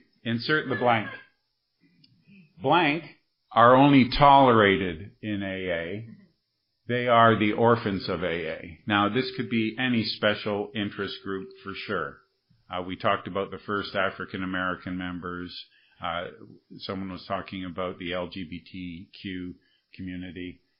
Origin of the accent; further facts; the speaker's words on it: Montreal, Quebec, Canada; And I'm from Montreal, right?